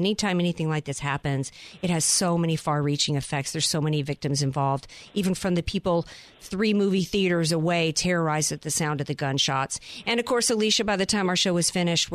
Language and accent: English; Louisiana, United States; moved away; from my home state, my peeps down in Louisiana